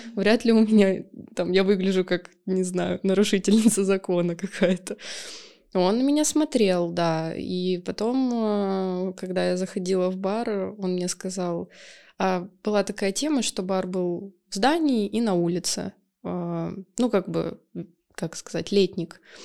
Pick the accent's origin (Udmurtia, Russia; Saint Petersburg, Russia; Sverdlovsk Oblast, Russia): Saint Petersburg, Russia; я из СПБ.